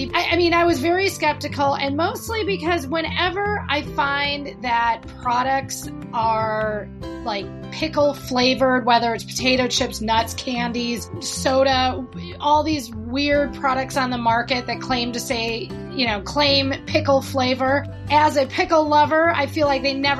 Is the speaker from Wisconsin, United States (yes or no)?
yes; Wisconsin, United States; moved away; also born or lived in New York City; I am from Wisconsin